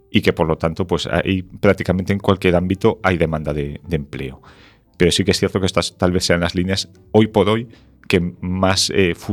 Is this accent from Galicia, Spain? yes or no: yes; Ferrol, Galicia, Spain; also born or lived in A Coruña / Santiago de Compostela